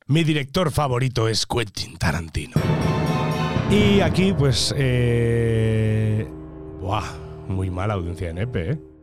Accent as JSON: {"language": "Spanish", "area": "Majorca", "region": "Balearic Islands", "country": "Spain", "said": "yo como mallorquín y mediterráneo"}